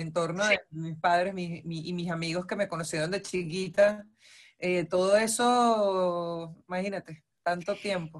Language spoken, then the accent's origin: Spanish; Venezuela; moved away as an adult; now in Argentina